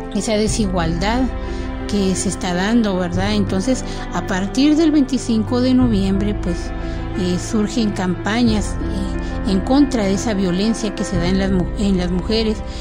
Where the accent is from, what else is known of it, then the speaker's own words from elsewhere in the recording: Guatemala; estamos viviendo como guatemaltecos